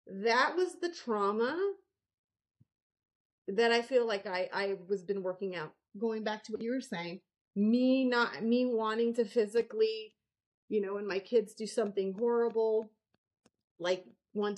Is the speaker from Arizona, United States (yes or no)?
yes; Arizona, United States; I grew up in Arizona